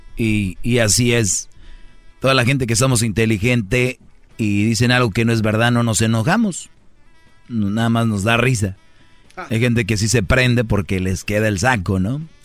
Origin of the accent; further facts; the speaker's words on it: Monterrey, Nuevo León, Mexico; si yo soy de Monterrey